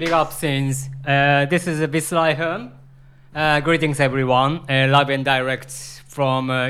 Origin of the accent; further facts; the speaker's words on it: Japan; I'm from Japan